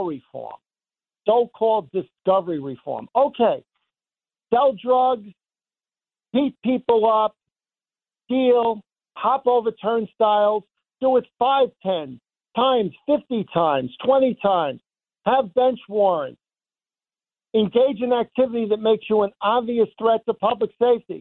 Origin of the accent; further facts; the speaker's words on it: Valley Stream, New York, United States; I grew up in Valley Stream